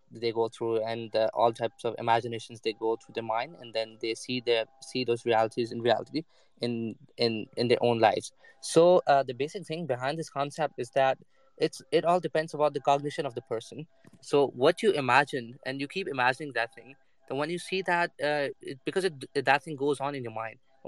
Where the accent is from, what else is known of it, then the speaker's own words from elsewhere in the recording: Pakistan; moved away as an adult; now in Nottingham, United Kingdom; I'm from Pakistan.